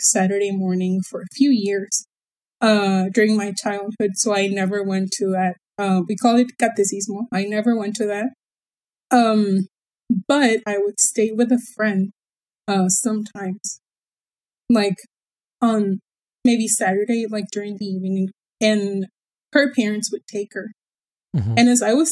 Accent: Baja California, Mexico; first language Spanish; English is a second language; I was born here, and I have lived here my whole life

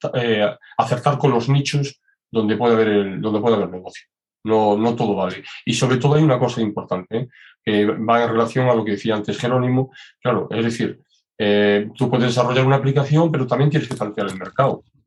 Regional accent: Galicia, Spain; yo soy muy gallego.

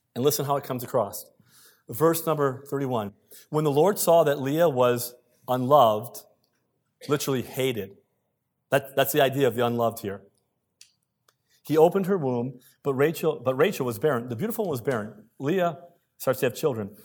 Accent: United States; moved away as an adult; now in Canada; I'm an American by birth. If you didn't know that, some people say I have an accent. I don't believe I do. Twenty-one years here. American by birth, Canadian by choice

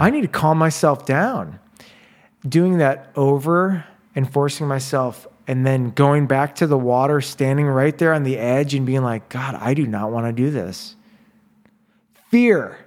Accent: Chicago, Illinois, United States; moved away; I'm from Chicago

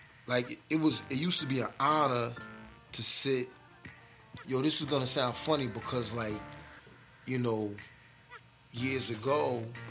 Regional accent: New York City, New York, United States; moved away; also born or lived in Long Island, New York / Atlanta, Georgia; I'm originally from the Bronx, and I stayed out on Long Island as well.

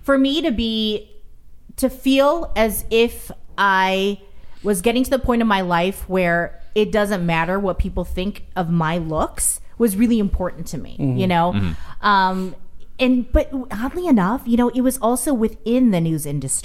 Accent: Northern Illinois, United States; also born or lived in Minnesota; now in Grand Rapids, United States; I grew up in Northern Illinois.

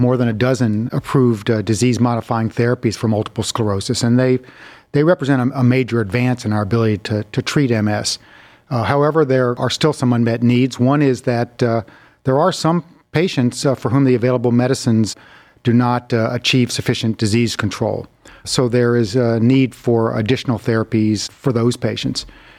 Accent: North Carolina, United States; born there; Well, originally I was born in North Carolina.

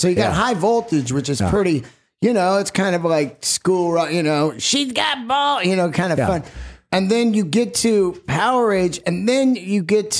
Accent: Bay Area, California, United States; I grew up in the Bay Area, so they had that KOME radio station.

